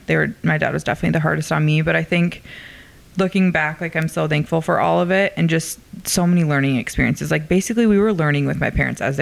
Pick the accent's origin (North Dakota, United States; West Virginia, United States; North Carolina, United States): North Dakota, United States; Fargo; I'm from North Dakota.